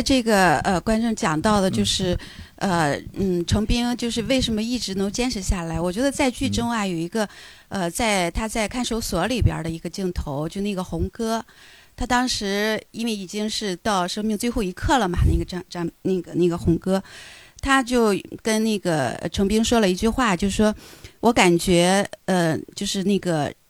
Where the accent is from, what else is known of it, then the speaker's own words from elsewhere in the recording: Qingdao, Shandong, China; accent: Qingdao; 因为咱们俩是老乡，我是嗯。青岛人